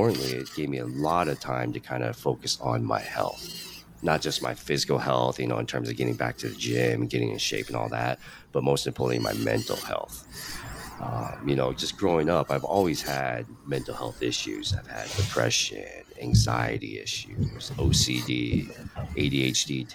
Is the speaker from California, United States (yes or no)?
no; Spokane, Washington, United States; I'm Chinese American, ABC, American born Chinese, grew up in Spokane, Washington